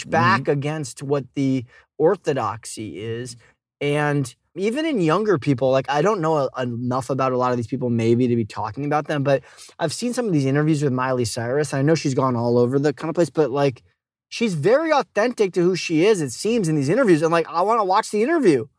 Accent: Boston, Massachusetts, United States; I grew up in Boston, but we had a, a little summer house in upstate New York

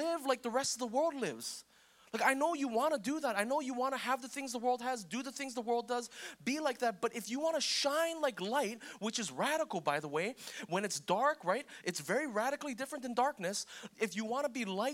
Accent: United States; I'm Korean American

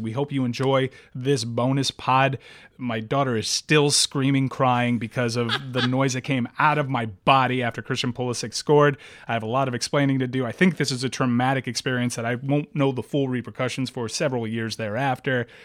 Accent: United States; I'm an American

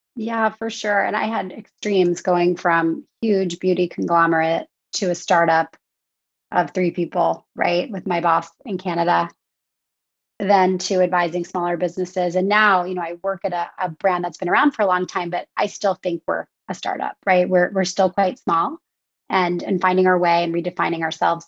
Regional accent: outside of Philadelphia, Pennsylvania, United States; moved away as an adult; also born or lived in New York City; now in Long Island, United States; I grew up outside of Philadelphia

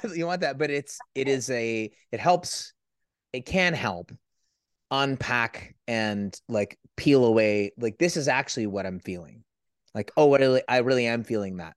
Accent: San Francisco Bay Area, California, United States; I'm from the San Francisco

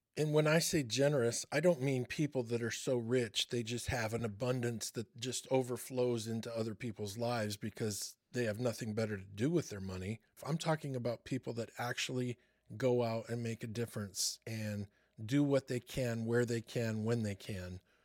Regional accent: Michigan, United States; growing up in Michigan

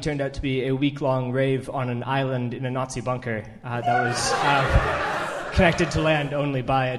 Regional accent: Canada; moved away as an adult; now in United Kingdom; I'm Canadian, actually

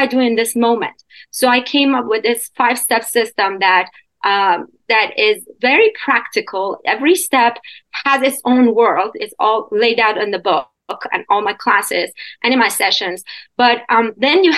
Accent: Iran; moved away as an adult; also born or lived in Canada; now in United States; I was born and raised in Iran, in Middle East, and until I was 21. So I went to Canada after that, and then I'm in the U.S

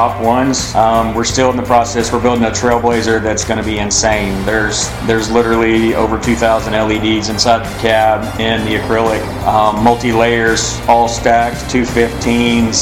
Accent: Granbury, Texas, United States; I'm born and raised right here in Granbury

